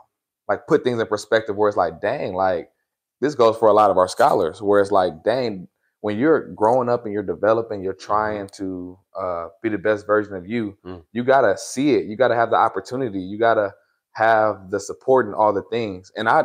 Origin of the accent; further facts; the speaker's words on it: California, United States; also born or lived in Sacramento; coming from the Bay Area, and what I like about my journey is I like to just say at this point, I'm from Northern California because I've been to Sacramento. I moved to Sacramento in high school.